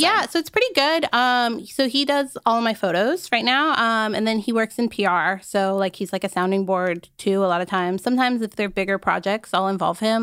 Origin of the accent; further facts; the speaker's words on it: Arizona, United States; I grew up in Arizona.